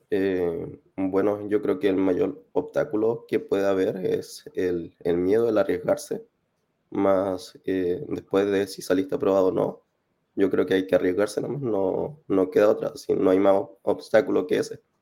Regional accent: Concepción, Biobío, Chile; now in Viña del Mar, Chile; eh, ahora estoy en Viña, soy de Conce, eh, tengo 28

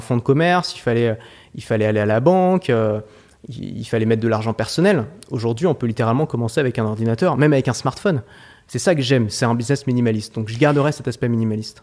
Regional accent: Paris, Île-de-France, France; J'ai grandi à Paris

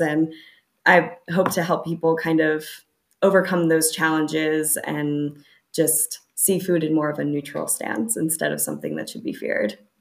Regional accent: United States; moved away; growing up in the United States, especially, I grew up in kind of a standard American suburban

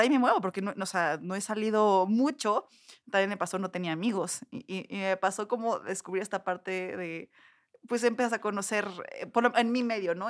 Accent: Puebla, Mexico; moved away as an adult; also born or lived in Cholula; now in Mexico City, Mexico; soy de Puebla, tiene poco que vine a vivir aquí a Ciudad de México

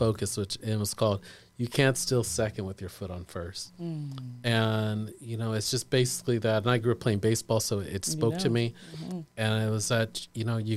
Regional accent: Sacramento, California, United States; I grew up in Sacramento

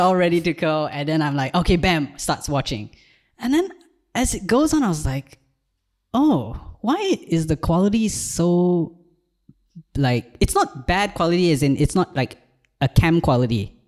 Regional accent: Malaysia; moved away as an adult; also born or lived in Ireland; now in Malta; I'm from Malaysia, and I did a brief stint in Ireland in twenty twenty-two, but now I live in Malta

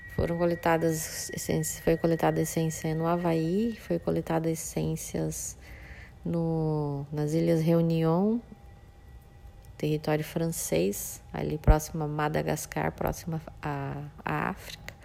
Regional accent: Campo Grande, Mato Grosso do Sul, Brazil; now in Bonito, Brazil; Que eu sou de Campo Grande, nasci em Campo Grande, Mato Grosso do Sul

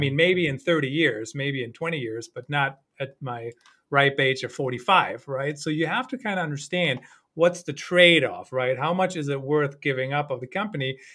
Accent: Germany; moved away; growing up in Germany

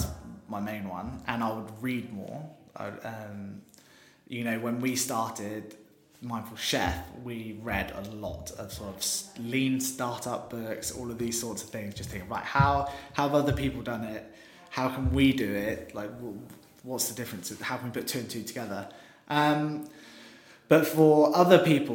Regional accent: West Country, South West England, United Kingdom; now in London, United Kingdom; we're all from the West Country

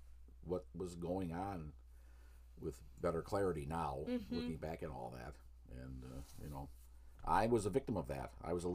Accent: Upper Midwest, United States; accent: upper Midwest; identified my voice as having this dialect from the upper Midwest.

